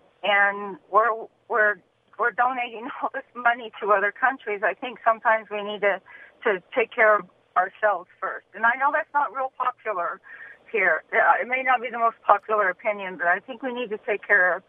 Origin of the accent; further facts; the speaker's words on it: Neosho, Missouri, United States; now in Burbank, United States; I grew up in Neosho, Missouri.